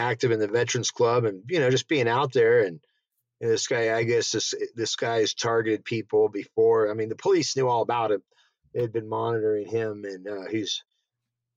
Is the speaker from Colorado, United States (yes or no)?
yes; Denver, Colorado, United States; not even from the South. I was born in Denver.